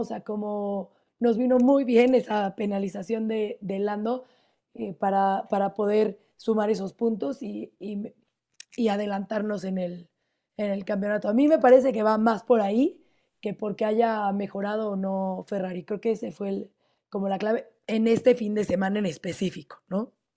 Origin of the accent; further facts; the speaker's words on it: Mexico; como mexicano